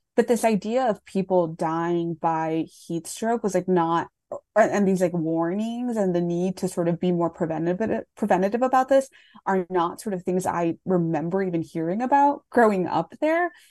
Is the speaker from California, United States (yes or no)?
no; Laredo, Texas, United States; I grew up in Laredo